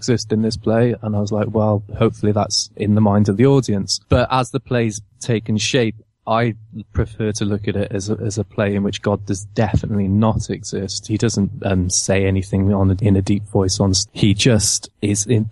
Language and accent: English; Cardiff, Wales, United Kingdom; now in London, United Kingdom; I'm originally from Cardiff